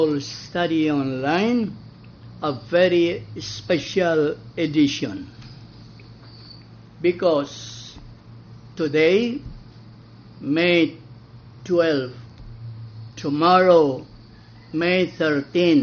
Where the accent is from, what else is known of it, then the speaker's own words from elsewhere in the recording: Balamban, Central Visayas, Philippines; I was born in Balampan